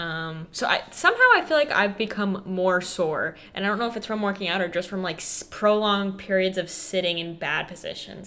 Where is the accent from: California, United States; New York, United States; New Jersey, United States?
New Jersey, United States; Freehold; Freehold, New Jersey, which is like my hometown